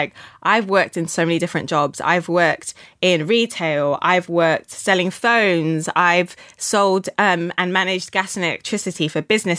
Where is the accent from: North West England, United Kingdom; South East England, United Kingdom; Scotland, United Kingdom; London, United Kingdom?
South East England, United Kingdom; Oxford; also born or lived in Ibadan, Nigeria; We moved to the UK when I was about 5 years old from Nigeria, and we moved straight to Oxford because my mum had a postgraduate course that she was doing at Oxford Brookes.